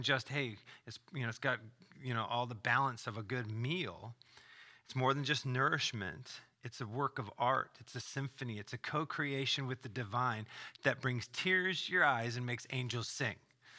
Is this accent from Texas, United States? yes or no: no; California, United States; Well, I grew up in Southern California.